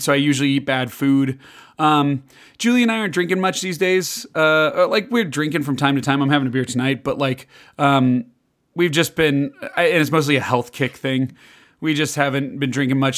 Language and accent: English; Chicago, Illinois, United States; moved away; also born or lived in Kansas; I grew up in Chicago